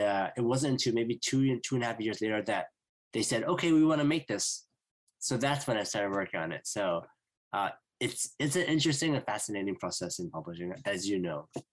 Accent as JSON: {"language": "English", "town": "Vancouver", "region": "British Columbia", "country": "Canada", "said": "I'm from Vancouver, BC, in Canada"}